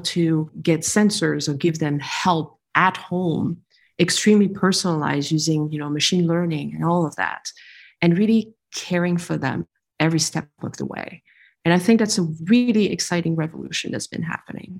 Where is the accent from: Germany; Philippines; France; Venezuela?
France; moved away as an adult; also born or lived in New York / Texas / California; now in San Francisco, United States; I'm a French Vietnamese individual who was born and raised in France, partially educated there. And then I moved to the US. How old was I? 23